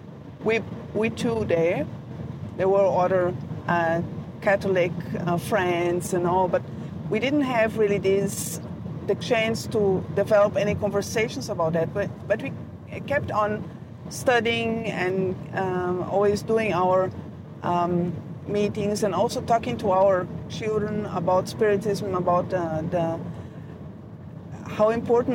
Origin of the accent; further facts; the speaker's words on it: Brazil; moved away as an adult; also born or lived in Germany; I was born in Brazil, so my parents are German. So I had this background, this German background, while I grew up